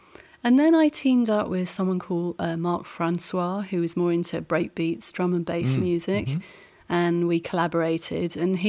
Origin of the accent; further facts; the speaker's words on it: England, United Kingdom; moved away as an adult; now in Seattle, United States; originally I'm from England, and that's where I spent really, you know, the first part of my life.